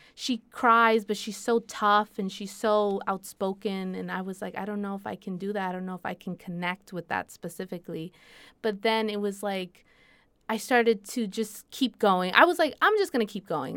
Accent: Puerto Rico; accent: boricua; my Spanish is very boricua

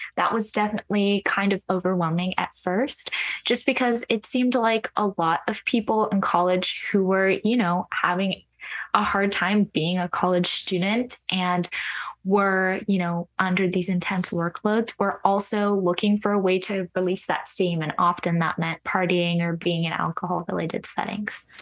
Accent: Orange County, California, United States; moved away as an adult; now in Nashville, United States; the part of Orange County that I'm from is very, like, family-oriented

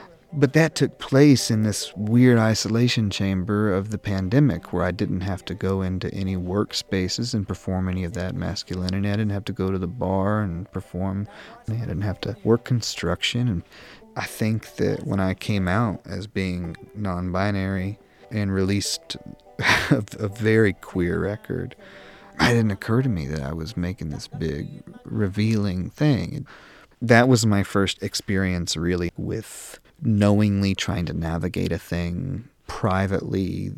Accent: Tennessee, United States; also born or lived in New York; When I first moved back to Tennessee from New York, I had stripped myself of my accent.

